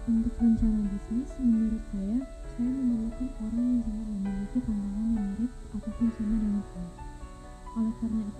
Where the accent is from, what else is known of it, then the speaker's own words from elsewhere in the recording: Jakarta, Indonesia; born there; saya lahir di Jakarta, dan saat ini saya berkuliah di Universitas Sriwijaya.